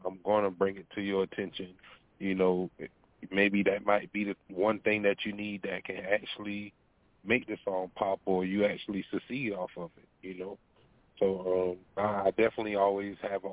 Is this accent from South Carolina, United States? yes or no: yes; Walterboro, South Carolina, United States; also born or lived in Bremerton, Washington; I'm from Walterboro, South Carolina